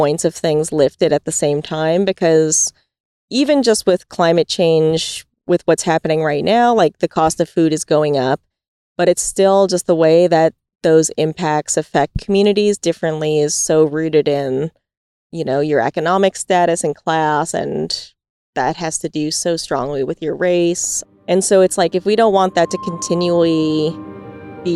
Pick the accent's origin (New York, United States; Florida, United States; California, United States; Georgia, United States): New York, United States; when I was growing up in New York, when I was a kid